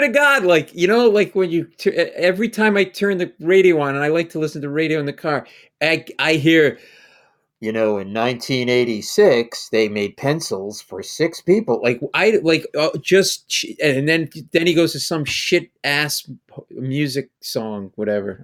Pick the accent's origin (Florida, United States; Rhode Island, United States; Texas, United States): Rhode Island, United States; growing up in Rhode Island